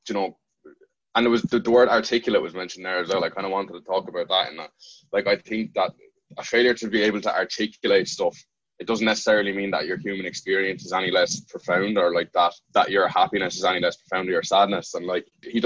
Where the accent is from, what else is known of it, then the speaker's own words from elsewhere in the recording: Ireland; as an Irish person